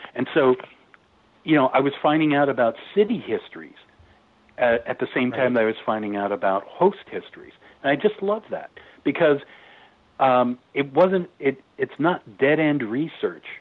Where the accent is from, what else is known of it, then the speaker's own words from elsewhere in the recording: San Francisco Bay Area, California, United States; I grew up in the San Francisco Bay Area